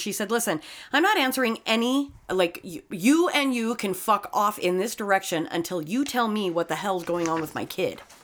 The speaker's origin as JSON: {"language": "English", "area": "Uinta Basin", "region": "Utah", "country": "United States", "said": "I'm from the Uinta Basin. I am a fucking dirtbag redneck"}